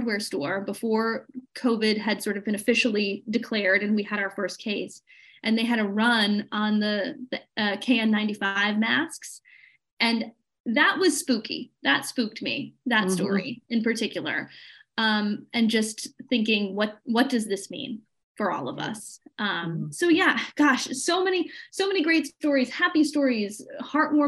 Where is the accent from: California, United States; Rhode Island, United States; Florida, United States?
Rhode Island, United States; my home state and my hometown